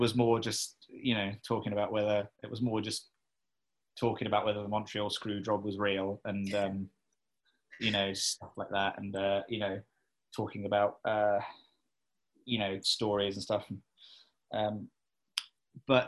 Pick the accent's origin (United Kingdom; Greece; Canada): United Kingdom; Cambridge, East of England; I am from Cambridge